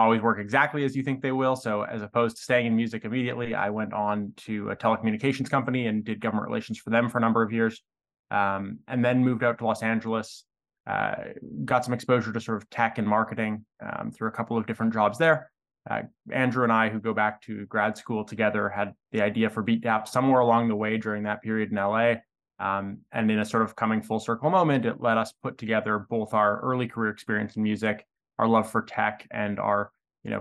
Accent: west coast of Canada, Canada; I'm Canadian. I grew up in a small town on the west coast of Canada.

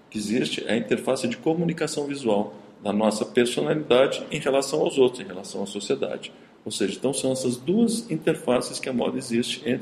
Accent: Caxias do Sul, Rio Grande do Sul, Brazil; moved away; also born or lived in Paris; Eu morava em Caxias do Sul, sou de Caxias do Sul.

